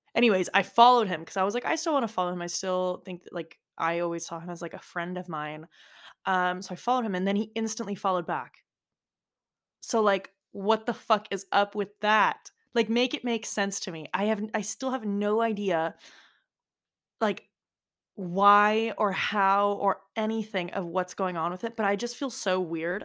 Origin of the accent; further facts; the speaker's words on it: United States; accent: American; now in Florence, Italy; with an American accent, like, me